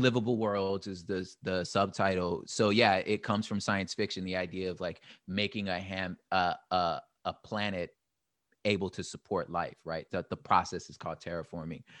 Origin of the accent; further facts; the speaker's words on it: Los Angeles, California, United States; I'm from L